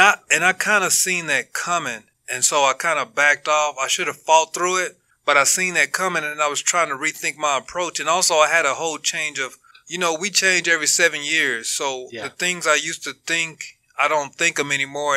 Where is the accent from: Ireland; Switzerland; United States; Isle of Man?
United States; I was born in America